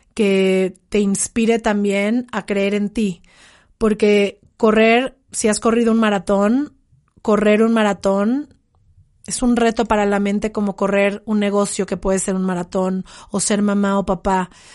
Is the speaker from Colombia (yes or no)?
no; Mexico; en el mundo, en mi país